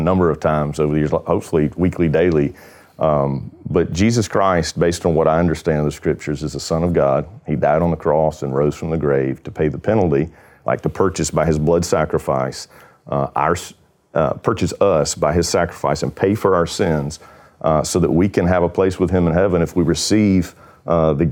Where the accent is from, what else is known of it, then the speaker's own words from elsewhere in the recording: Panama City, Florida, United States; I have been born and raised in Panama City, Florida here